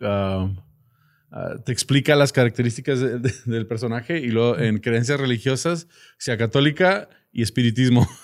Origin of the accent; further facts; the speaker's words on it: United States; now in Mexico; mi infancia en Estados Unidos